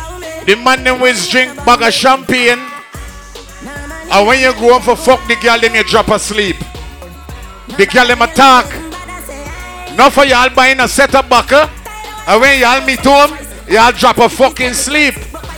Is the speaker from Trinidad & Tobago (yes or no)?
yes; Trinidad & Tobago; I'm from Trinidad, they're from Guyana. Let me take a fly over Trinidad.